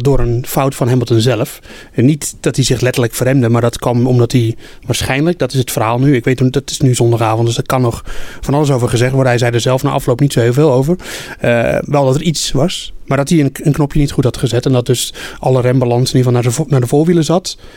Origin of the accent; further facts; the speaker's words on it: Netherlands; wij zijn Nederlanders